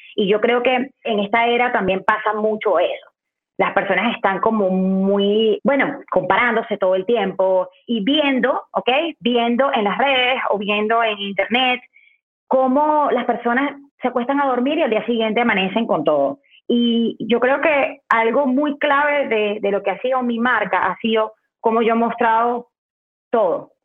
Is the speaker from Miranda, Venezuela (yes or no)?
no; Valencia, Carabobo, Venezuela; moved away as an adult; also born or lived in Caracas, Venezuela; En Valencia, de donde yo soy, no había y yo estudié cualquier cosa